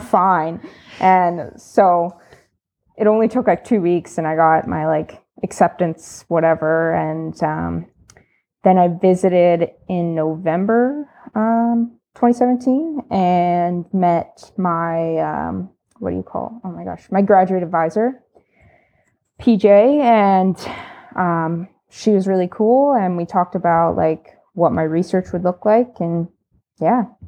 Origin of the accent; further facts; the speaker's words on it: State College, Pennsylvania, United States; moved away as an adult; now in Canada; I'm American. Um, I'm from the East, so Pennsylvania State College, um, probably known for Penn State University. And I moved to Canada in twenty seventeen